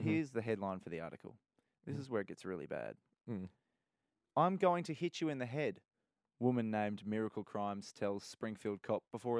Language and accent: English; Brisbane, Queensland, Australia; now in Melbourne, Australia; I also grew up in Brisbane during an era where the Wallabies were giant killers.